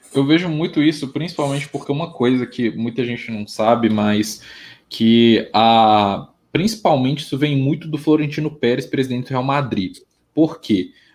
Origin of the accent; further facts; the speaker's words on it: Minas Gerais, Brazil; Eu sou de Minas Gerais